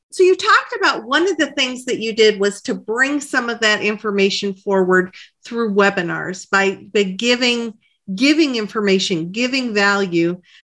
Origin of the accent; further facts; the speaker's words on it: Michigan, United States; we were both born and raised in Michigan